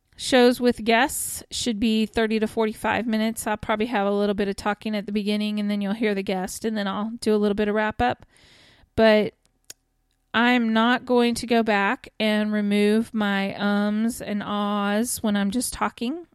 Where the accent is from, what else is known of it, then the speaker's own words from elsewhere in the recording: Kansas, United States; also born or lived in Texas; now in Oklahoma, United States; I'm originally from Kansas, and I currently live in Oklahoma with my family.